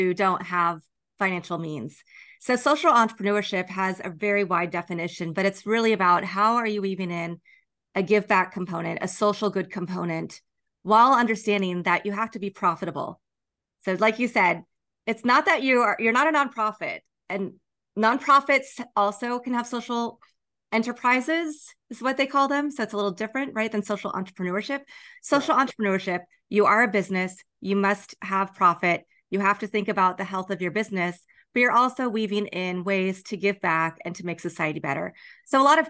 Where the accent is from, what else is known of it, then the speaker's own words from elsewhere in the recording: Kansas, United States; also born or lived in Chicago / San Francisco / Houston; now in Los Angeles, United States; I grew up in Kansas.